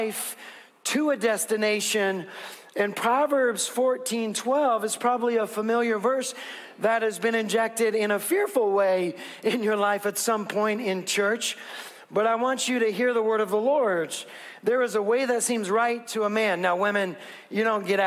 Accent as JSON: {"language": "English", "region": "West Coast", "country": "United States", "said": "I'm from the West Coast."}